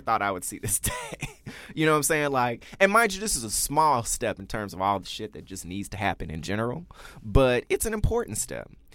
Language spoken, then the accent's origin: English; Memphis, Tennessee, United States; moved away; I grew up in Memphis, Tennessee